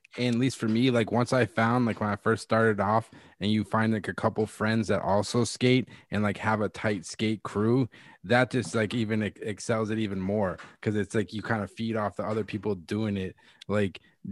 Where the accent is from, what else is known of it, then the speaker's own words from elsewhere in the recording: Massachusetts, United States; Growing up in Massachusetts